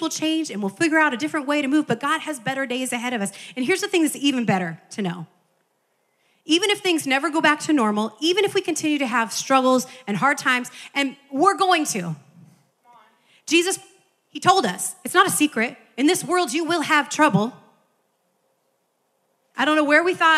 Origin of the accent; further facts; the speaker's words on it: Midwest, United States; now in California, United States; as a child growing up in the Midwest